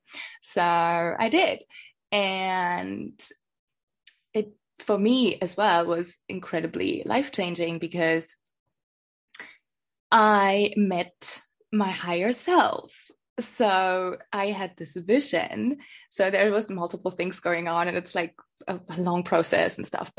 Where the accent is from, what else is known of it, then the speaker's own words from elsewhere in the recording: Lower Bavaria, Germany; moved away as an adult; also born or lived in London, United Kingdom; I come from the countryside, you know, I come from Lower Bavaria.